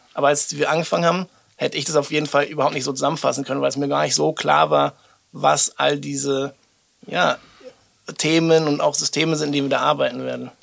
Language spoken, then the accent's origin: German; Berlin, Germany; wir kommen beide auch aus Berlin